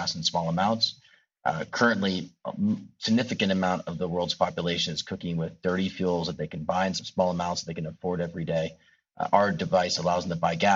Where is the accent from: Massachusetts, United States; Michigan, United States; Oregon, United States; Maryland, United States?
Oregon, United States; Bend; moved away as an adult; now in Kenya; Originally I'm an Oregon boy. I grew up in Bend